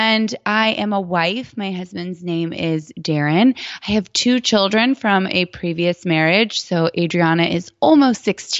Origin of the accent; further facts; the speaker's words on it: Titusville, Florida, United States; moved away as an adult; also born or lived in New York; now in Dallas, United States; I was born in New York and raised in Titusville, Florida